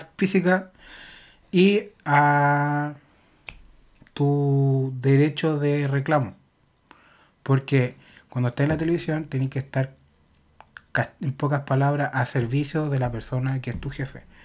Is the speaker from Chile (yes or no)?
yes; Chile; uno como chileno